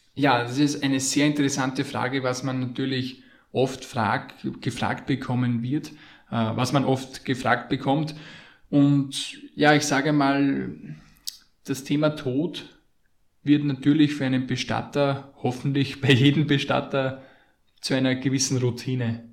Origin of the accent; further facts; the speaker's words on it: Austria; bei uns in Österreich